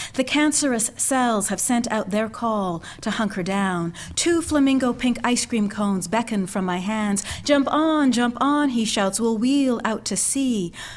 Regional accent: Canada; moved away; also born or lived in Montreal / Philadelphia / Providence, Rhode Island; grew up in Canada, left Montreal, and went to Philadelphia

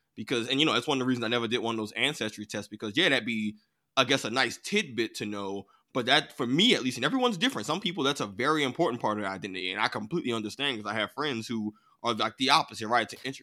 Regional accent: United States; I grew up in America

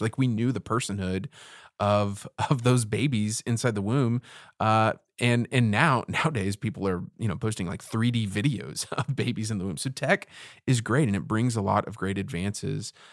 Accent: Houston, Texas, United States; growing up in Houston, like, I've, I've had way too many Christmases wearing shorts and a T-shirt

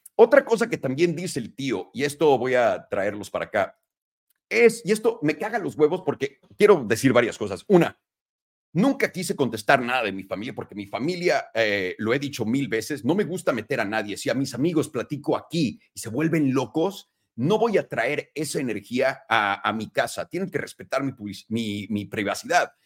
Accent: Mexico; moved away as an adult; now in United States; yo me fui de México a los 18 años y hay muchas fotos que lo prueban, mi escuela lo prueba, Miraflores

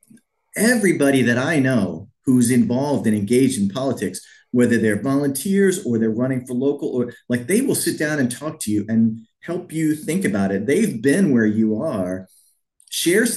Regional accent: Missouri, United States; moved away as an adult; also born or lived in Wisconsin; I grew up here in Missouri, and you know, five generations of my family came from Missouri

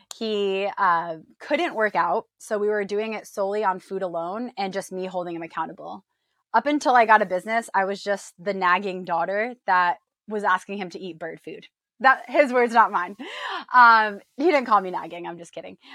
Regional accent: New York, United States; moved away as an adult; also born or lived in Illinois; now in San Diego, United States; I was born and raised in New York

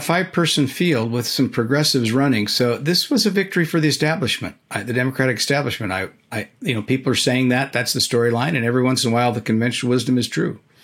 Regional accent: California, United States; moved away; my home state of California

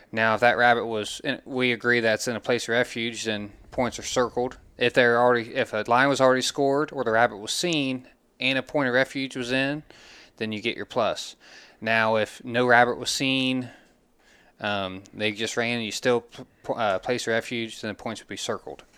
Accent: Glouster, Ohio, United States; we're both from Gloucester originally

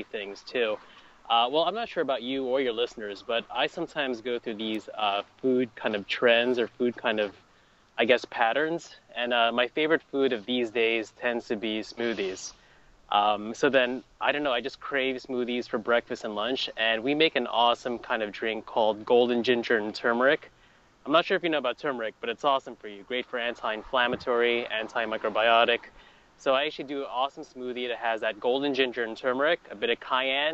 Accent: greater Philadelphia area, New Jersey, United States; I grew up in South Jersey. I'm from the greater Philly

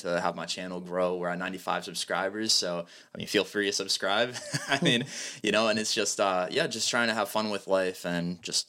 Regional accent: New Bedford, Massachusetts, United States; also born or lived in Somerset; So I'm from Massachusetts. I'm born in New Bedford, Massachusetts. I lived the last 10 years, more or less, in Somerset.

